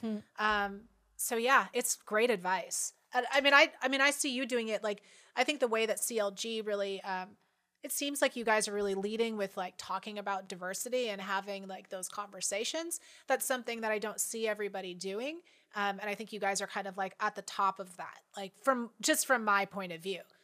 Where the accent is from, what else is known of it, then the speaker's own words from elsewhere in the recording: Washington, United States; also born or lived in Seattle; I went to college in Seattle and grew up in Washington